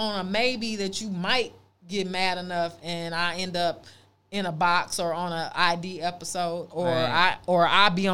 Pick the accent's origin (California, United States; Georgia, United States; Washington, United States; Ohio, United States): California, United States; Oakland; also born or lived in Los Angeles; growing up in Oakland